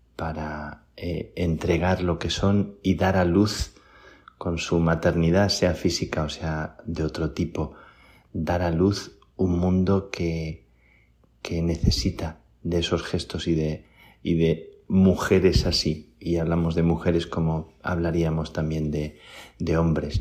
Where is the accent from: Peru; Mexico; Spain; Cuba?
Spain; la gente cuando sabe que soy español